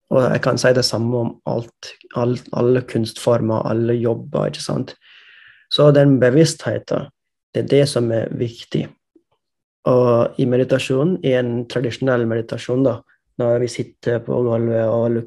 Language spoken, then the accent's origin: Norwegian; India; Måten jeg vokste opp i India, hadde ikke datamaskin, hadde ikke internett da jeg var liten.